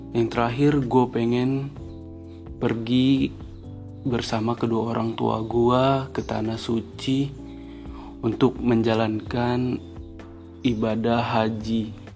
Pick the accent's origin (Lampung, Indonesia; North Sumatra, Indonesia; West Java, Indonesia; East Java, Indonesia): Lampung, Indonesia; Bandar Lampung; asal gue dari Bandar Lampung